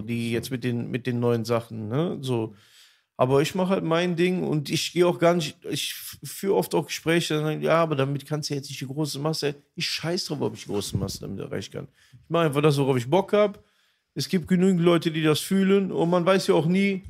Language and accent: German; North Rhine-Westphalia, Germany; also in NRW, ich würde schon fast behaupten, das gab so so krass gar nicht. Das war einfach so, diese ganzen Städte zusammen, voll Multikulti, alle sind cool miteinander. So, also das ist eher so das mein Empfinden gewesen in meiner Kindheit in Jugend